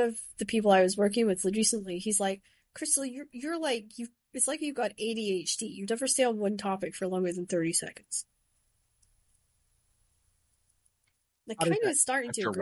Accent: Shetland, Scotland, United Kingdom; growing up in Shetland

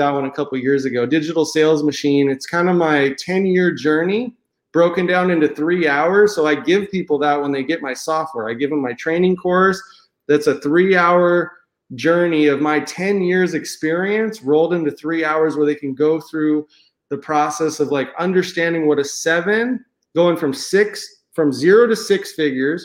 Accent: San Diego, California, United States; moved away as an adult; now in Cabo San Lucas, Mexico; I grew up in San Diego, California. I lived there most of my life

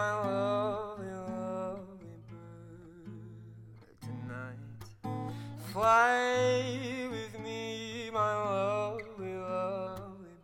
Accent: Utah, United States; also born or lived in California; I moved from California when I was 5, and I've been in Utah the whole time

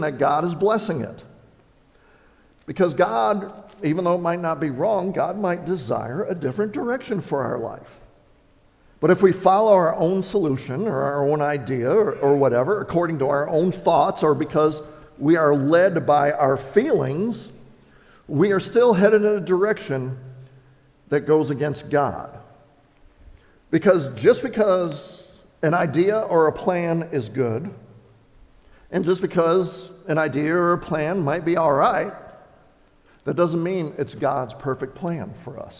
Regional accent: Wisconsin, United States; I grew up in Wisconsin

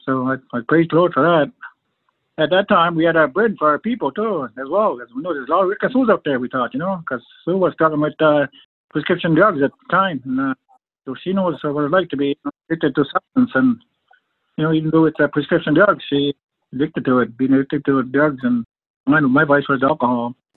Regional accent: Fredericton, New Brunswick, Canada; We all grew up on the reservation here in Fredericton

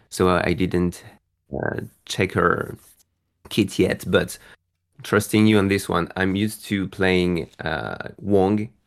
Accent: France; I'm from France

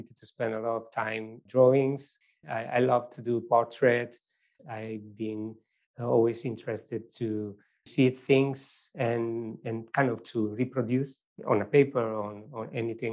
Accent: Venosa, Basilicata, Italy; English is a second language; moved away; I born in a very small village in southern Italy

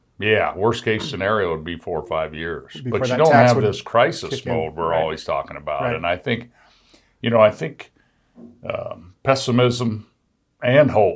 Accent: Midwest, Wyoming, United States; I'm a kid from Midwest Wyoming

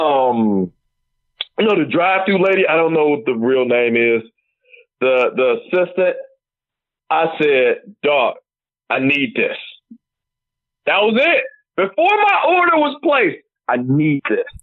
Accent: Detroit, Michigan, United States; I'm Detroit

